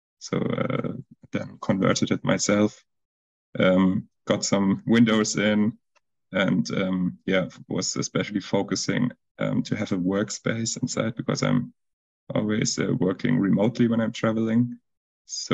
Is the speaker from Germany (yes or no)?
yes; Mannheim, Baden-Württemberg, Germany; from Mannheim in Germany. And my background is mostly app developer. Left my apartment end of 2018 to be full-time traveling, but still with a big attached to my hometown